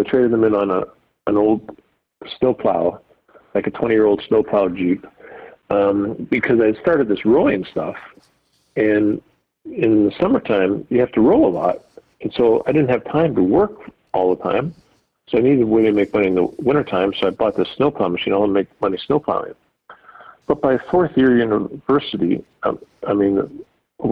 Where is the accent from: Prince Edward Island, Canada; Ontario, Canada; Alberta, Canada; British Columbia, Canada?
Ontario, Canada; London; I'm from London, Ontario